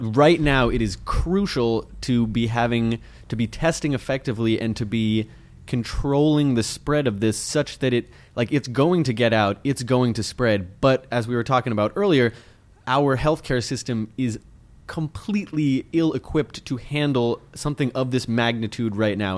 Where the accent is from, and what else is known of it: United States